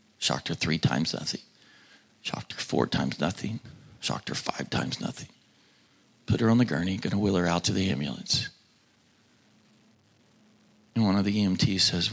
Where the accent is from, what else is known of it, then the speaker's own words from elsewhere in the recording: Oklahoma, United States; moved away; my home state, about 30 minutes from where I grew up, that my mom and dad still